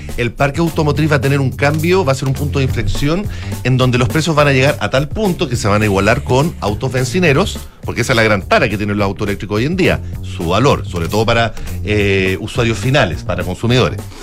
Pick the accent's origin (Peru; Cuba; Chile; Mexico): Chile